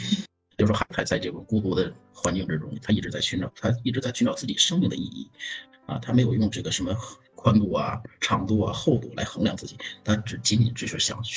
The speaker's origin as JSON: {"language": "Chinese", "country": "China", "said": "就像我们中国人说的：“哎呀，死了没人埋可咋整？死，对吧？”"}